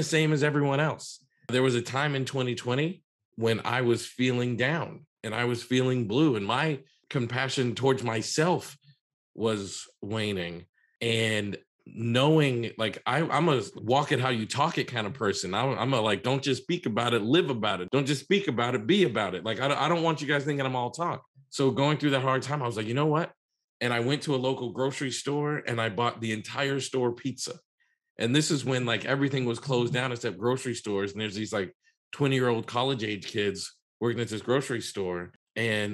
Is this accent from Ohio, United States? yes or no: no; Massachusetts, United States; I'm from Massachusetts